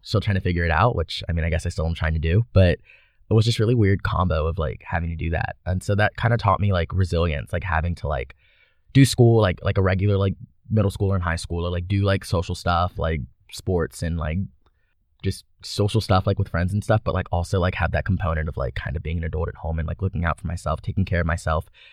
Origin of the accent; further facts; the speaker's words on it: Baton Rouge, Louisiana, United States; So I'm from Baton Rouge, Louisiana. Um, I grew up there my whole life.